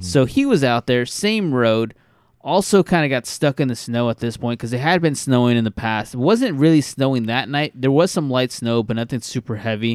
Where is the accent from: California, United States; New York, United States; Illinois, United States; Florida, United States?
California, United States; We're from California and our state is golden